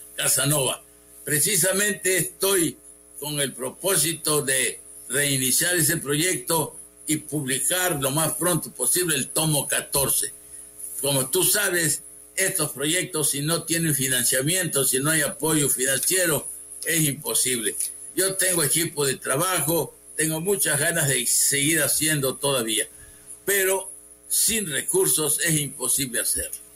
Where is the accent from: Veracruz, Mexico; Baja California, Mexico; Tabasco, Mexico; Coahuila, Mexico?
Tabasco, Mexico; Huimanguillo; also born or lived in Mexico City; now in Villahermosa, Mexico; Yo tengo 35 años de vivir en esta ciudad. Nací en Huibanguillo